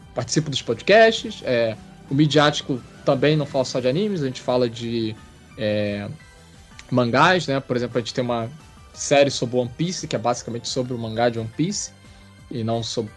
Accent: Rio de Janeiro, Brazil; eu sou carioca. Sou carioca da Gema, né?

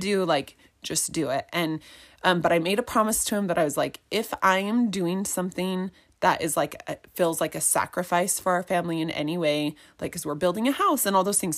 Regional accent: Highland, Utah, United States; also born or lived in Eagle Mountain, Utah; I grew up in Highland, so it's not super far from where we live in Eagle Mountain.

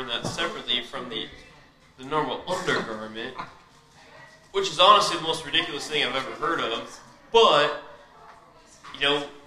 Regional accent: Tampa, Florida, United States; I was born and raised in Tampa, Florida

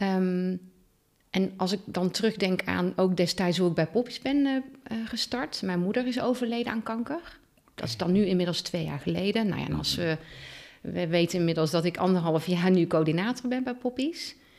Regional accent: Oosterhout, North Brabant, Netherlands; now in Teteringen, Netherlands; geboren en getogen in Oosterhout

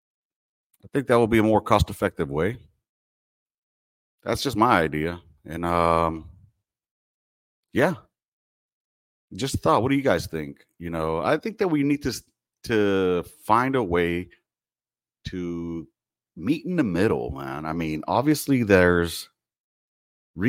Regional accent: Los Angeles, California, United States; now in Texas, United States; originally, I'm from California, born and raised in L.A.

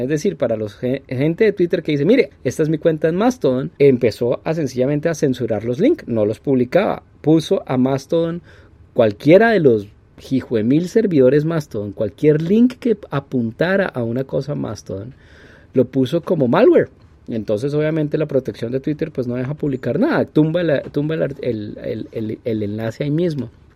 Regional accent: Colombia

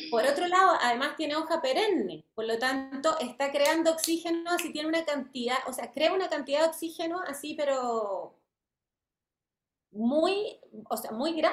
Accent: France; born there; Eh, y bueno, yo nací en Francia.

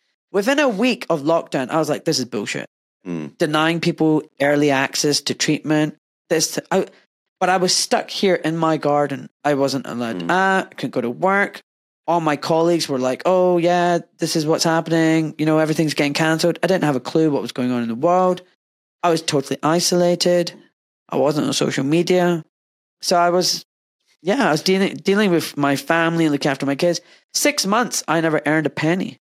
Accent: Glasgow, Scotland, United Kingdom; moved away; also born or lived in Cheshire; This brown kid from Glasgow

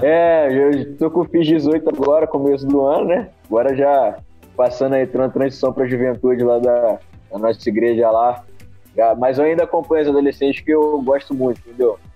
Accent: Volta Redonda, Rio de Janeiro, Brazil; Sou de Volta Redonda, estado do Rio

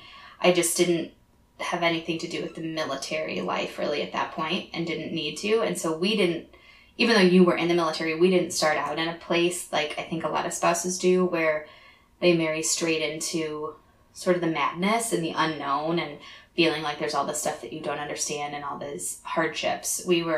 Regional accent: Crown Point, Indiana, United States; moved away as an adult; also born or lived in Boston, Massachusetts / Texas / North Carolina / Idaho; now in Florida, United States; I come from Crown Point, Indiana, just about an hour outside Chicago

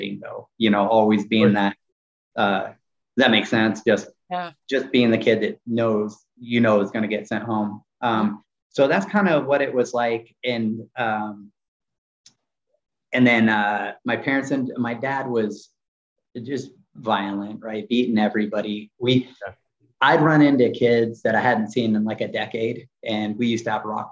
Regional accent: Kern County, California, United States; where we grew up in Southern California

